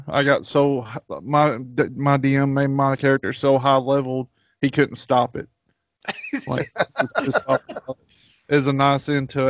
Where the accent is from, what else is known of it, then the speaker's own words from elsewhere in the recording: Apopka, Florida, United States; I'm from Apopka.